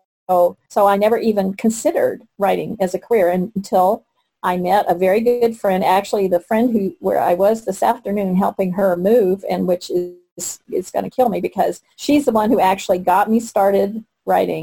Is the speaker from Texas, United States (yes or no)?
yes; Texas, United States; now in Colorado, United States; I grew up in Texas, and you know, and then we were in Colorado